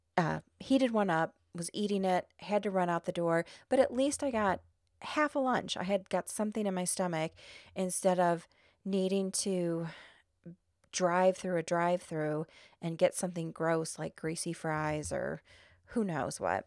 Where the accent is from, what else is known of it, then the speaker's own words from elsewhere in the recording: Illinois, United States; I'm not from New Orleans. I'm from Illinois.